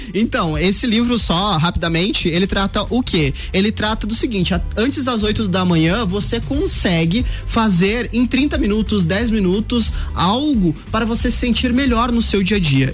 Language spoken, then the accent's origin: Portuguese; metropolitan region near Porto Alegre, Rio Grande do Sul, Brazil; moved away as an adult; eu vim do Rio Grande do Sul aqui e faz quatro anos